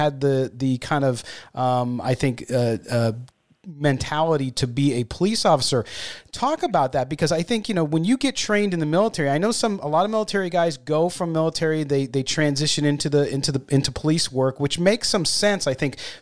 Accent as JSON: {"language": "English", "region": "California", "country": "United States", "tie": "born or raised there", "moved": "yes", "lives_now": "Nevada, United States", "said": "we grew up in California."}